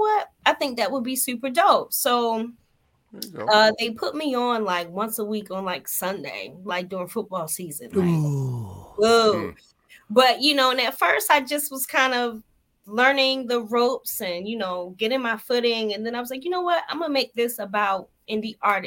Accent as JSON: {"language": "English", "town": "Baltimore", "region": "Maryland", "country": "United States", "tie": "born or raised there", "moved": "as an adult", "lives_now": "Dallas, United States", "said": "I had just moved to Dallas from Baltimore, my hometown"}